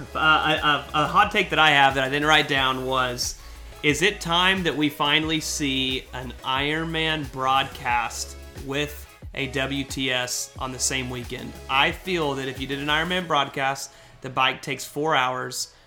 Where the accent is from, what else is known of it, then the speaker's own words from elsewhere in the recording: United States; I am an American.